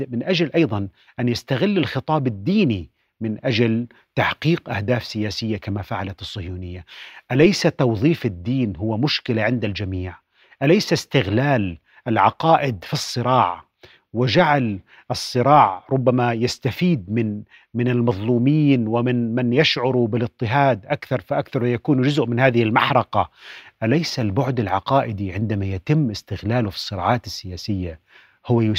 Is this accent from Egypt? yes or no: no; Palestine; هل نحن نفسه. كعرب وكفلسطينيين